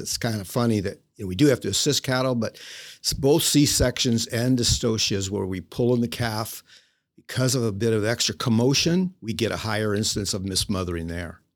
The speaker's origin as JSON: {"language": "English", "region": "Illinois", "country": "United States", "tie": "born or raised there", "moved": "yes", "said": "I'm originally from Illinois, state of Illinois, and grew up there on a small farm"}